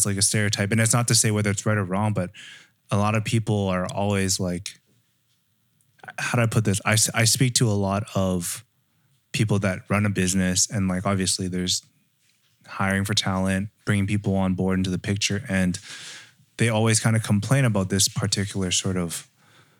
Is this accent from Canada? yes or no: yes; Canada; I grew up in Canada